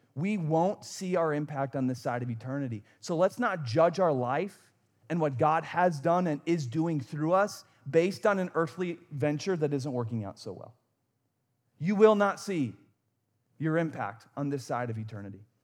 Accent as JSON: {"language": "English", "region": "Wisconsin", "country": "United States", "tie": "born or raised there", "said": "I grew up in Wisconsin"}